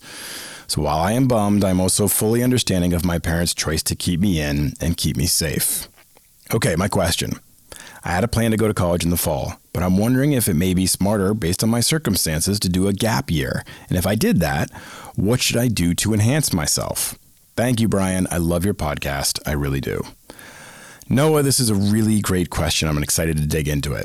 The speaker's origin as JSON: {"language": "English", "town": "Boston", "region": "Massachusetts", "country": "United States", "tie": "born or raised there", "said": "I grew up in the Northeast, in Boston, in the Boston area"}